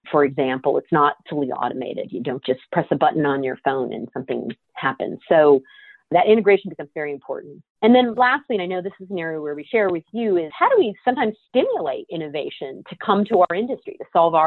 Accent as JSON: {"language": "English", "region": "California", "country": "United States", "tie": "born or raised there", "said": "my home state"}